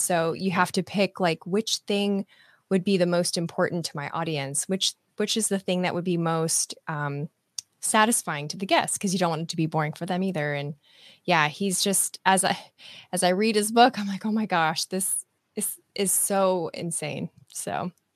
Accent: Nebraska, United States; moved away; I'm from Nebraska originally

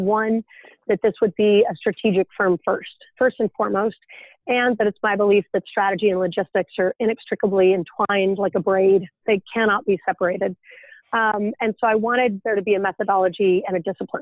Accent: Idaho Falls, Idaho, United States; moved away as an adult; also born or lived in Utah; I grew up in Idaho Falls, Idaho

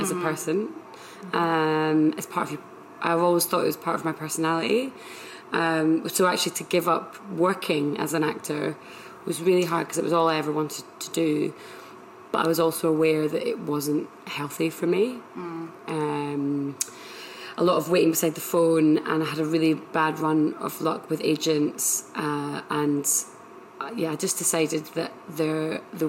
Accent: Edinburgh, Scotland, United Kingdom; now in London, United Kingdom; I am from Edinburgh and I live in London

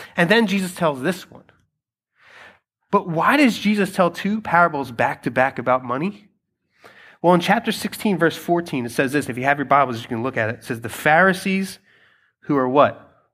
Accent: Philadelphia, Pennsylvania, United States; I have been born and raised in Philadelphia. That's I'm a Philadelphian, I'm a Philly kid.

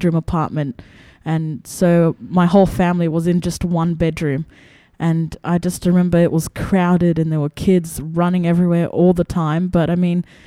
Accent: Australia; also born or lived in Khartoum, Sudan / Egypt; we came to Australia

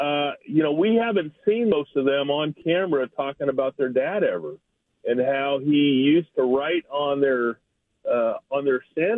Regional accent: Portland, Oregon, United States; now in Seattle, United States; As a kid growing up in Portland, born in 1957, I'm an Oregon State fan, Blazer fan of everything.

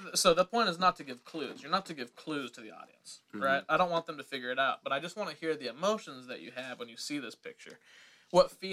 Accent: Kansas, United States; now in Los Angeles, United States; Kansas. Okay. Same place as me

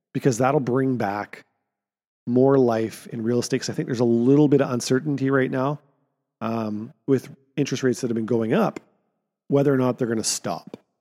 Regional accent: Kamloops, British Columbia, Canada; my hometown, Barnhartville

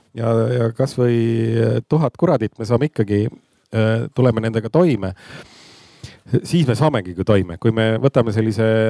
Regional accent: South Estonia, Estonia; now in Tallinn, Estonia; ma olen äh, ka Lõuna-Eestist pärit

